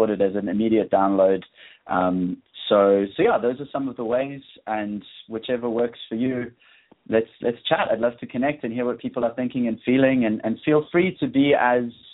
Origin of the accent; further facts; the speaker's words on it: South Africa; moved away; I'm from South Africa, but I'm actually I'm nomadic at the moment.